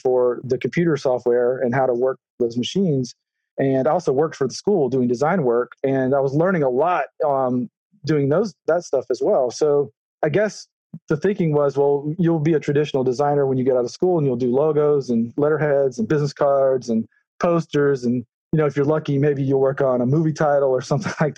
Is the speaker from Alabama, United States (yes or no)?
yes; Alabama, United States; moved away; I grew up in Alabama in the 70s and 80s.